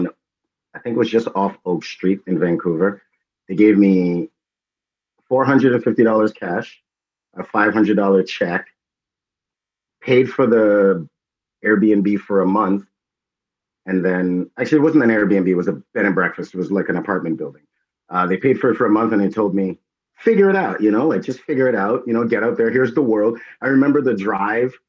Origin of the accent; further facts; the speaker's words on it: Trinidad & Tobago; I was born in Trinidad